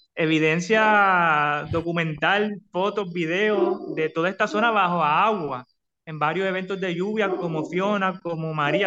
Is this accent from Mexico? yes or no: no; Puerto Rico; nosotros como puertorriqueños